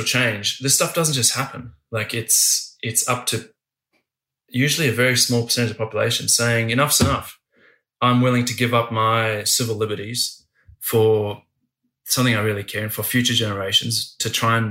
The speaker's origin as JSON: {"language": "English", "country": "Australia", "said": "as an Australian"}